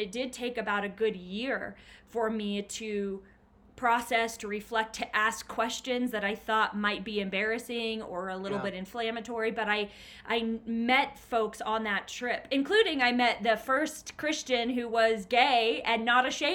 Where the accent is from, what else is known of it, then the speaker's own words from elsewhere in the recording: Bastrop, Texas, United States; now in Denver, United States; I actually grew up in Bastrop, but nobody really knows Bastrop. But it was Bastrop, yeah. Texas, a really small town in Texas.